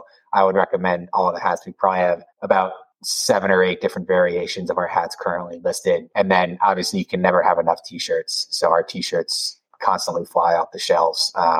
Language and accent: English; East Coast, United States; Like I said, growing up in the East Coast, each season has starkly different weather and locations have very different weather.